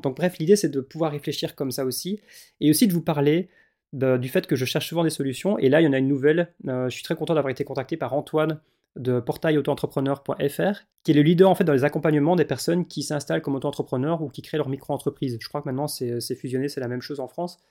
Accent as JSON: {"language": "French", "country": "Belgium", "said": "en tant que belge"}